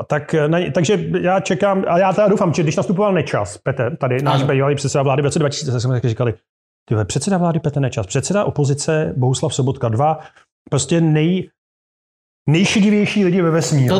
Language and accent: Czech; Turnov, Liberec Region, Czechia; moved away as an adult; now in Prague, Czechia; já jsem chlapec z malého města, kde Eh, do roku 1990, to znamená do mých 18 let, je 15 tisícový město tady na severovýchodě Čech